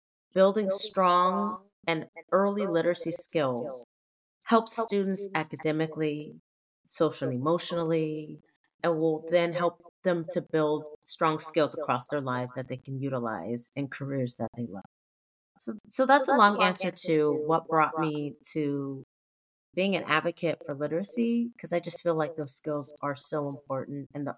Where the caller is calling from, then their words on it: Sacramento, California, United States; I am coming from Sacramento, California, where, you know, it's not actually like sunny and bright right now.